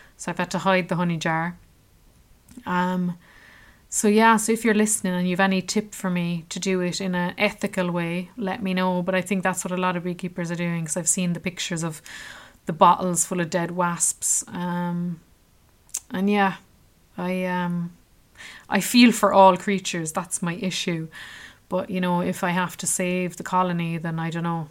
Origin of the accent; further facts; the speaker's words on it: Ireland; I was from Ireland